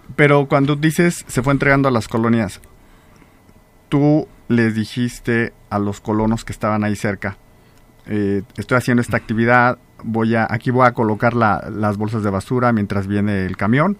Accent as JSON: {"language": "Spanish", "town": "Salamanca", "region": "Guanajuato", "country": "Mexico", "said": "las que sí somos de Salamanca"}